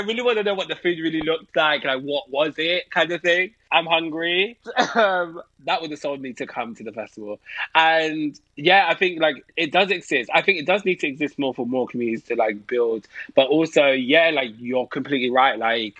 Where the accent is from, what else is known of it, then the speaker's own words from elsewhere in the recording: London, United Kingdom; I grew up in Peckham in London